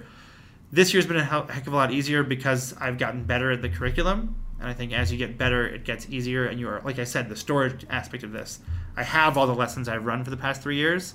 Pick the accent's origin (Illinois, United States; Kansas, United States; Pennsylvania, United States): Pennsylvania, United States; Lower Merion; moved away as an adult; now in Brooklyn, United States; I grew up in the suburb called Lower Merion